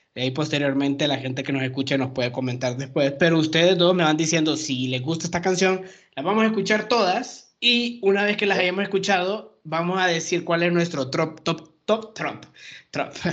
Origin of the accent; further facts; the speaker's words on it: Honduras; moved away as an adult; now in Mexico; yo llevo cinco años en México, soy hondureño